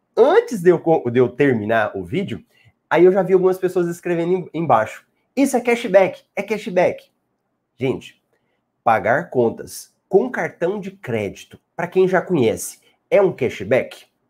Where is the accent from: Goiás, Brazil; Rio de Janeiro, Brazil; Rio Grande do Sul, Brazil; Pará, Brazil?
Goiás, Brazil; Goiânia; accent: Goiás; eu sou de Goiás, Goiânia. Então, esse sotaque que você ouve aqui, ele veio de Goiás, não é de Minas